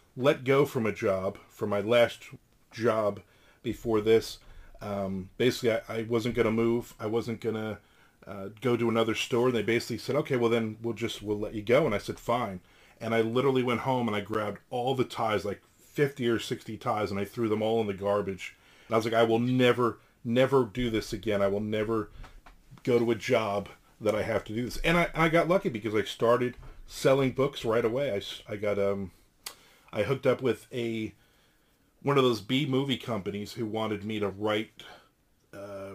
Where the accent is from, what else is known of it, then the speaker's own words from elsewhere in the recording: New Jersey, United States; moved away; I'm originally from New Jersey.